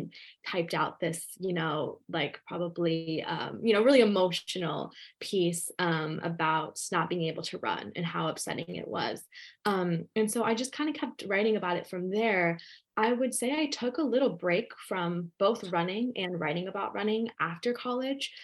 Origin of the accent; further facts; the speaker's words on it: Ohio, United States; also born or lived in West Virginia; I was born in West Virginia and raised in Ohio